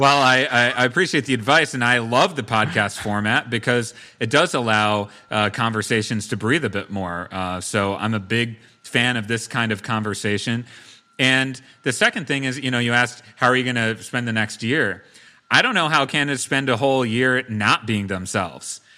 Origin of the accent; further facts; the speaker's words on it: Brookfield, Wisconsin, United States; my hometown of Brookfield